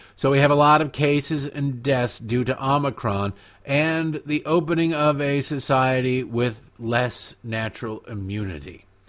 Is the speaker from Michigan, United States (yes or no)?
yes; Detroit, Michigan, United States; I've watched hours and hours of curling growing up in Detroit on the C B C